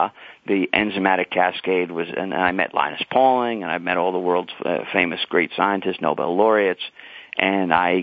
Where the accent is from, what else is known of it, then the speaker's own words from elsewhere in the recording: New York City, New York, United States; also born or lived in Leonia, New Jersey; In New York City, I'm pretty much a New Yorker